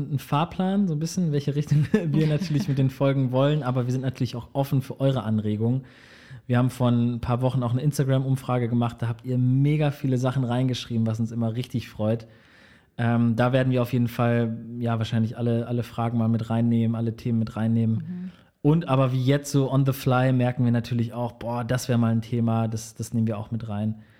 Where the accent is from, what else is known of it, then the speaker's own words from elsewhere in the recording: Marburg, Hesse, Germany; born there; Also meine Eltern haben damals in Marburg, in dem schönen Marburg gelebt. Und äh, mein älterer Bruder und ich sind tatsächlich in Marburg geboren.